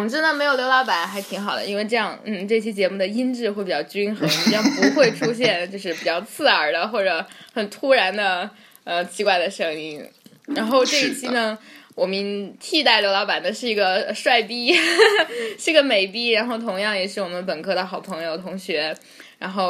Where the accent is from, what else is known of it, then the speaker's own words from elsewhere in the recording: China; 作为一个中国人